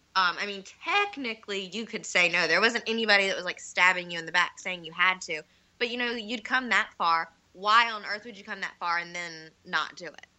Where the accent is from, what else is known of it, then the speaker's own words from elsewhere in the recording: North Carolina, United States; moved away as an adult; I'm from North Carolina, and I moved here in 2011 to go back to school